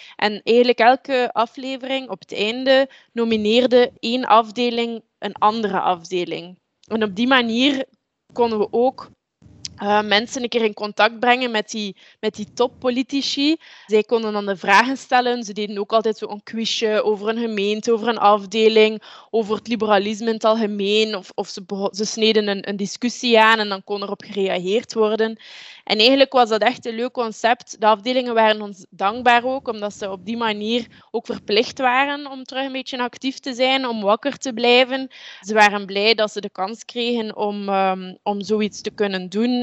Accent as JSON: {"language": "Dutch", "town": "Deinze", "region": "Flanders", "country": "Belgium", "said": "Ik ben afkomstig uit Deense. Eh, dat is een stad in de buurt van Gent, de rand uh, van uh, tussen Oost- en West-Vlaanderen"}